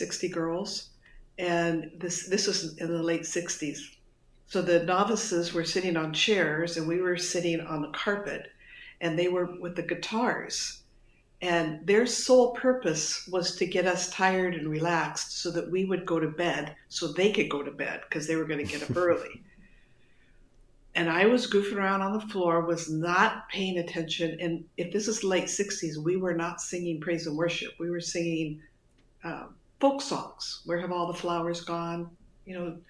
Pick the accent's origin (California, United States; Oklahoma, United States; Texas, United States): California, United States; suburb of Los Angeles; born or raised there; also born or lived in Detroit, Michigan